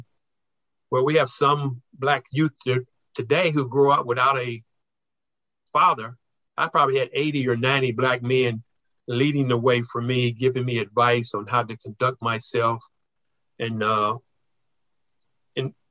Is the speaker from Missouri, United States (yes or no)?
yes; Kansas City, Missouri, United States; I grew up on 27th in Brooklyn, about 5 blocks from Municipal Stadium, the home of the Kansas City Athletics